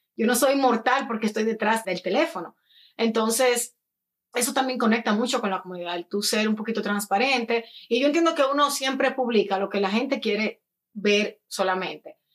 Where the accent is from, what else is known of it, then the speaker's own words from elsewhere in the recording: Dominican Republic; moved away as an adult; now in United States; yo soy dominicana, dominicana de pura cepa, como dicen, nacida y criada en República Dominicana. Llegué a los Estados Unidos a los 18 años